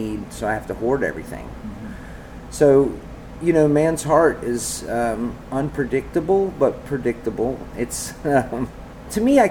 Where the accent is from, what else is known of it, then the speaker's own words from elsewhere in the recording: the South, United States; growing up in the South